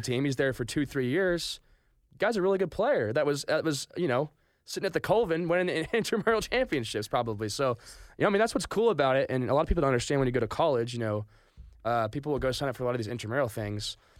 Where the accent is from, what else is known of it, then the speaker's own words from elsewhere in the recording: Stillwater, Oklahoma, United States; grew up in Stillwater, went to Stillwater High School